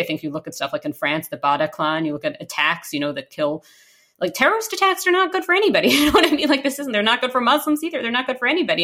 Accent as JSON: {"language": "English", "region": "New York", "country": "United States", "tie": "born or raised there", "moved": "yes", "lives_now": "Canada", "said": "when I was growing up in New York"}